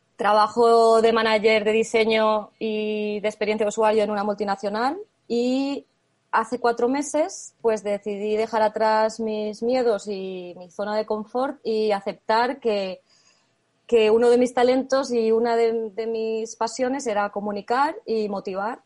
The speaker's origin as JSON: {"language": "Spanish", "country": "Spain", "moved": "as an adult", "lives_now": "Germany", "said": "yo estoy ahora mismo en Alemania, pero soy española"}